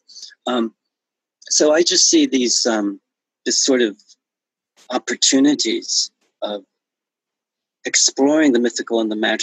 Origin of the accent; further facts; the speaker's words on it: the South, United States; moved away; when I was raised in the South, it was segregated